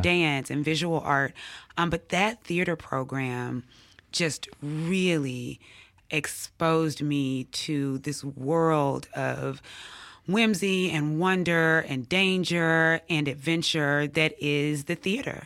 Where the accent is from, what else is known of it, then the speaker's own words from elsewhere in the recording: Jackson, Mississippi, United States; also born or lived in Atlanta / Oxford, Mississippi; I grew up here in Jackson, Mississippi